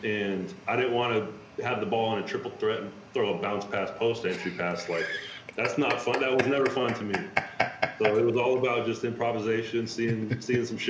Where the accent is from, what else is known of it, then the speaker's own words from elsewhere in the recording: Sacramento, California, United States; I was growing up in Sacramento, California